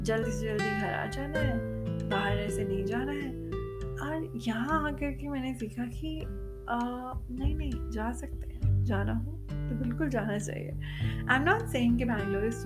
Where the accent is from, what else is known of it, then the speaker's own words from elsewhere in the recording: Delhi, India; मैं मैं दिल्ली से हूँ और दिल्ली में भी नॉर्थ दिल्ली जहाँ पे नौ बजे के बाद तो मुझको रिक्शा विक्शा भी नहीं मिला करता था